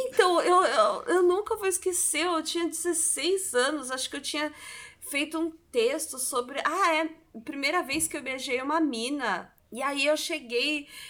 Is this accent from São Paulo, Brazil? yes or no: yes; Santos, São Paulo, Brazil; eu tô em Santos. Nós somos de Santos e eu não me imaginava voltando a morar em Santos